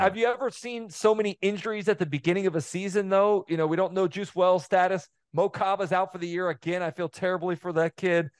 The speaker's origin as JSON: {"language": "English", "region": "the South", "country": "United States", "tie": "born or raised there", "said": "all of us growing up in the South"}